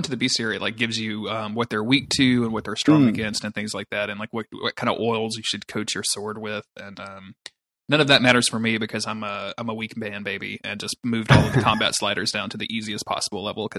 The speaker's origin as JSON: {"language": "English", "country": "United States", "said": "I'm from the United States"}